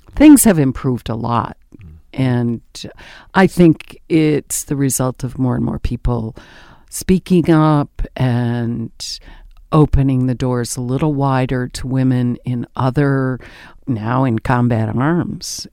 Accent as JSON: {"language": "English", "area": "the Adirondacks", "region": "upstate New York", "country": "United States", "tie": "born or raised there", "also_born_or_lived": "Indiana / Ithaca, New York / Maryland", "moved": "as an adult", "said": "I was born and raised in the Adirondacks in upstate New York in a little mining town"}